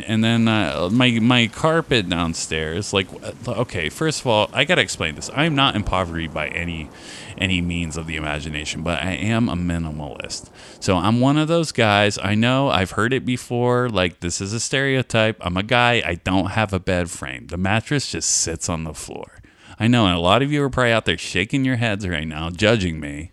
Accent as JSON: {"language": "English", "region": "California", "country": "United States", "moved": "yes", "lives_now": "Columbus, United States", "said": "I'm from California"}